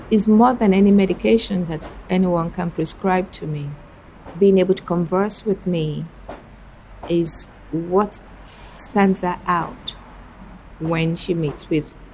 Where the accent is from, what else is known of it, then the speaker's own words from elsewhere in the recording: Nigeria; first language Fuga; English is a second language; now in Edmonton, Canada; My maternal language is a language called Fuga. I'm originally from Nigeria, and my daughter has mixed heritage.